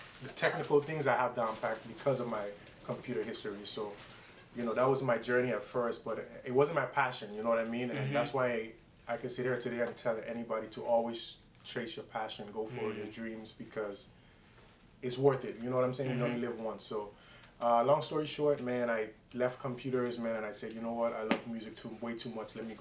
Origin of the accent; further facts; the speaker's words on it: U.S. Virgin Islands; now in Miami, United States; originally born and raised in the Virgin Islands, St. Thomas, U.S. Virgin Islands